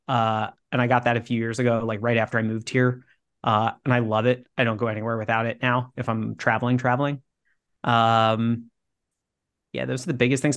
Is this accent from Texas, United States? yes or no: yes; Texas, United States; moved away; I grew up in Texas